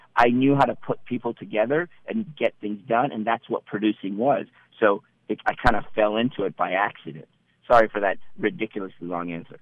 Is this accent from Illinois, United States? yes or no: no; North Bay, California, United States; born or raised there; also born or lived in Iran / Petaluma, California